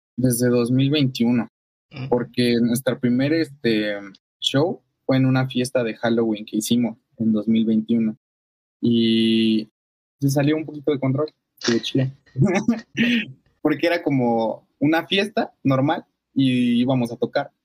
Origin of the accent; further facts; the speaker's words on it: Nezahualcóyotl, State of Mexico, Mexico; first language Spanish; moved away as an adult; now in Mexico City, Mexico; Somos de Ciudad de México. Bueno, de justo al ladito de Ciudad de México, en el Estado de México, ah. hay una, colonia que se llama Nezahualcóyotl. Ahí vivíamos